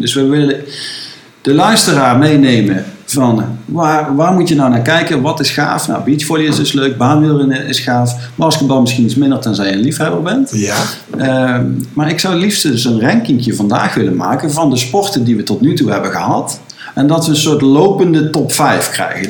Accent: Netherlands; wij richten ons als Nederlanders

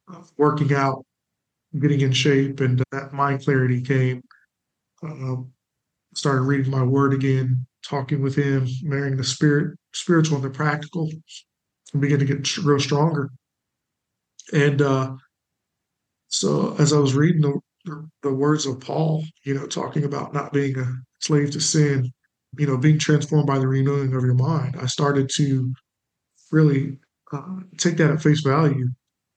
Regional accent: Springfield, United States; moved away; I'm from Springfield, but we moved back to partner with my church

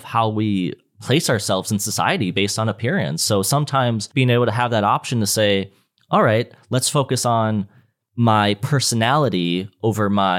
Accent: Minnesota, United States; I'm from Minnesota

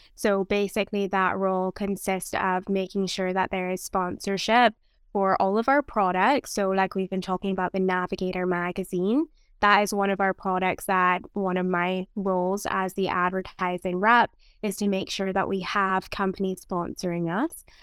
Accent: Barbados; now in London, Canada; I am from Barbados

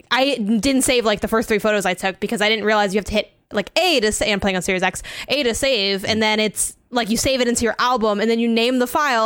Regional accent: United States; I'm not from Mexico, I'm from the U S, but my dad's from Mexico

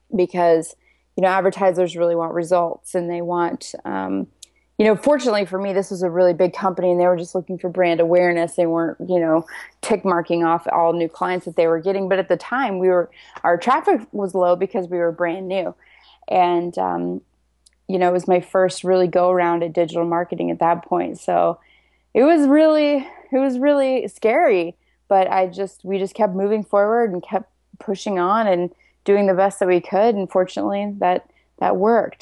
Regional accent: Nebraska, United States; moved away as an adult; now in San Diego, United States; I'm from Nebraska, and I live in San Diego now. So I moved out here about 12 years ago

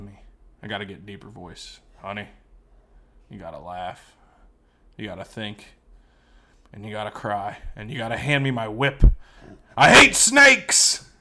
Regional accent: United States

